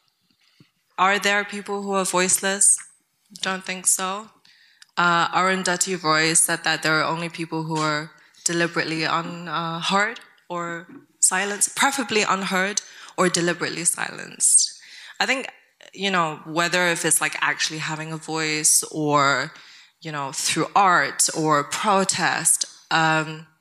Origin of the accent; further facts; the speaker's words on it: Tibet, China; moved away; I grew up in Tibet